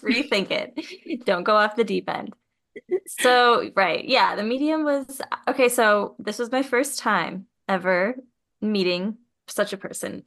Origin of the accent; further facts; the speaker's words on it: Minnesota, United States; moved away; I grew up in Minnesota